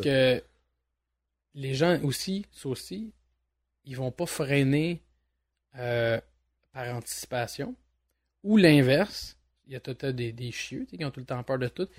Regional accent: Montreal, Quebec, Canada; je suis un Montréalais depuis, euh, depuis ma tendre enfance, voire ma naissance

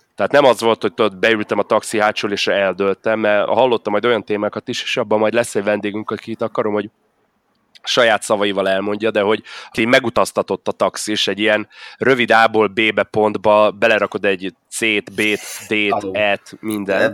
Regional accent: Budapest, Hungary; én budapesti vagyok

